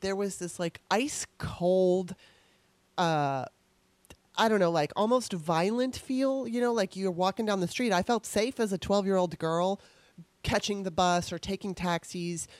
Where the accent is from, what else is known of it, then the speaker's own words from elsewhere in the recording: Torrance, California, United States; moved away as an adult; also born or lived in Los Angeles, California; now in Washington, D.C., United States; when I was growing up in Torrance, California.